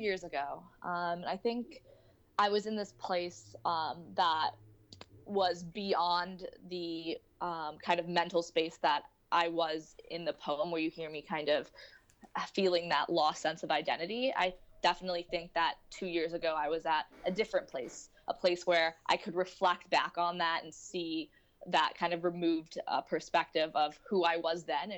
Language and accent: English; St. Louis, Missouri, United States; moved away as an adult; now in New York City, United States; I grew up, born and brought up in St. Louis, Missouri